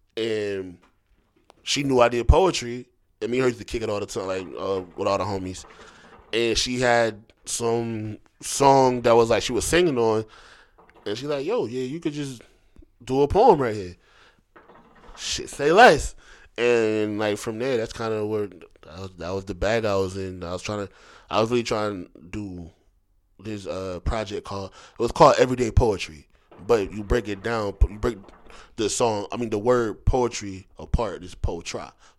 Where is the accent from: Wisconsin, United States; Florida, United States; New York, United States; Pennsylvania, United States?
Pennsylvania, United States; Philadelphia; also born or lived in Southern United States; I'm from Philly, but I was raised going back and forth. And you know, I went to school down here, so, you know, I got some Southern in me.